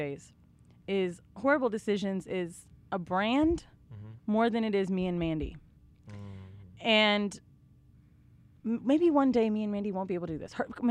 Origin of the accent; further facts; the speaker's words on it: Florida, United States; now in New York, United States; I'm from Florida